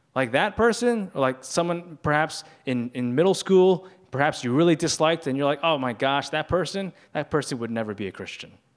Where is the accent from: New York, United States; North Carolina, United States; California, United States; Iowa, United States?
New York, United States; New York City; I grew up in a Chinese culture, but I grew up here in New York City